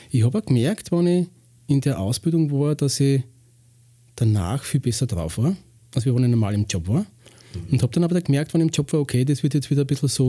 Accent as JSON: {"language": "German", "region": "Lower Austria", "country": "Austria", "tie": "born there", "said": "ich bin 46, bin ursprünglich im Waldviertel geboren und lebe schon seit 16 Jahren in Weinviertel."}